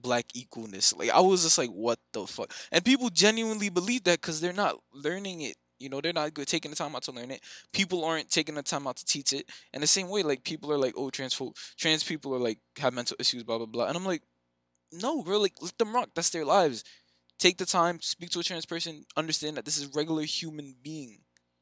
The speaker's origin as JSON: {"language": "English", "country": "Jamaica", "said": "I'm a Jamaican Christian"}